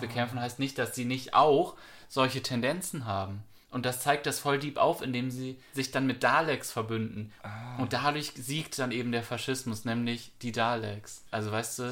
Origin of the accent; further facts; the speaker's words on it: Germany; uns als Deutsche